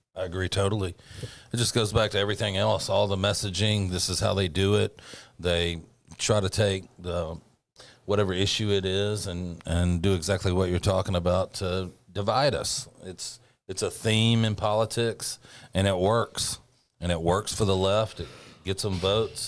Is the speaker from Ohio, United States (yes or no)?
no; Bartlett, Tennessee, United States; moved away; I grew up in Bartlett, Tennessee, population twelve hundred